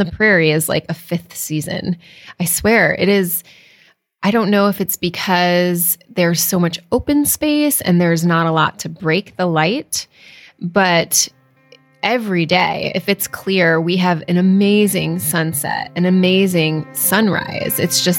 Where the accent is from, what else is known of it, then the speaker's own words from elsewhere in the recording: Connecticut, United States; moved away as an adult; also born or lived in Cape Cod, Massachusetts / Vermont / New Hampshire; now in Texas, United States; So coming from New England, I grew up primarily in Connecticut